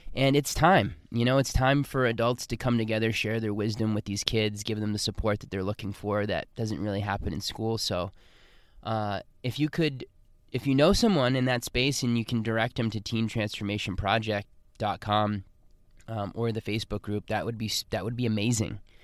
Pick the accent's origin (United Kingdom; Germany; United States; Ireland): United States; Boston, Massachusetts; moved away; my hometown of Boston.